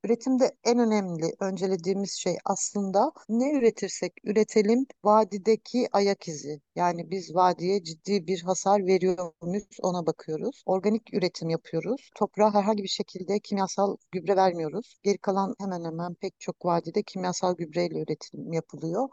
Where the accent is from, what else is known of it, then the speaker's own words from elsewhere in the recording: Karabük, Karabük Province, Turkey; also born or lived in Ankara / İzmir / Hemşin; now in Hopa, Turkey; Karabük'te doğdum, sonra Ankara'da eğitim gördüm, orada çalıştım